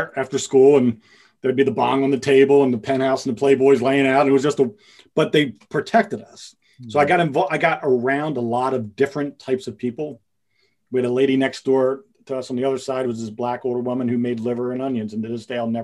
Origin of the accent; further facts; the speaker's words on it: Pottstown, Pennsylvania, United States; growing up on the East Coast, in a suburb, in a little city outside of Philadelphia called Pottstown